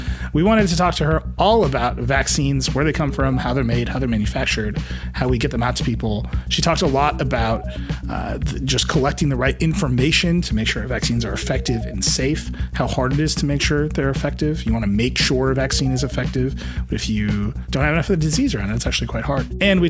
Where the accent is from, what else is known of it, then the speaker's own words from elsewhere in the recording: Midwest, United States; I'm from the Midwest.